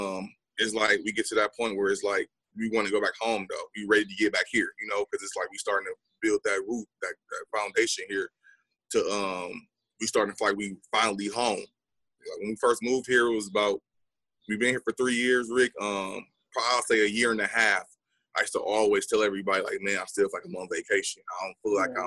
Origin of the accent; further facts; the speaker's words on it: Milwaukee, Wisconsin, United States; moved away as an adult; now in Austin, United States; I was born in Milwaukee